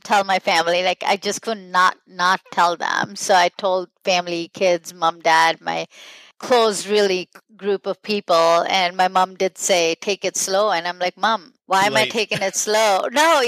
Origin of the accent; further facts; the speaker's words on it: India; also born or lived in New Jersey / Michigan / Milwaukee; now in Nashville, United States; I'm from India a long time ago, 32 years ago, and then I moved to New Jersey, then to Michigan, then to Milwaukee, and now in Nashville.